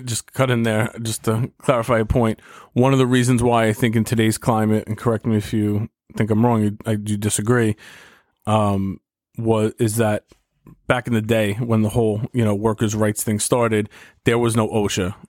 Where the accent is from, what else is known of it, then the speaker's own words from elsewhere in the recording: New York City, New York, United States; my hometown